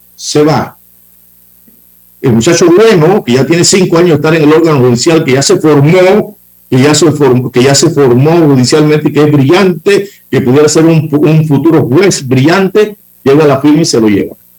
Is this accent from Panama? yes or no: yes; Los Santos, Panama; Mi casa, Los Santos, está solita